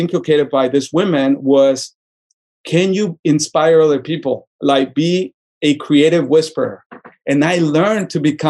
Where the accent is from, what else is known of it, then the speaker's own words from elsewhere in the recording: Tucson, Arizona, United States; Maybe the way that I grew up in Tucson, you kind of feel like beyond giving back, I love when people succeed.